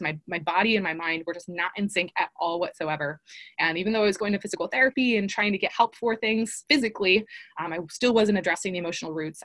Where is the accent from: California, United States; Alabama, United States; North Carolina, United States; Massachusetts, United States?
California, United States; Long Beach; I was raised in Long Beach, California